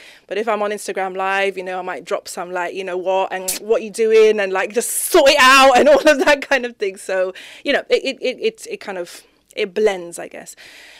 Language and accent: English; Zimbabwe; So anyway, growing up in Zimbabwe, you know, did the whole school thing, was, you know, head girl of my school.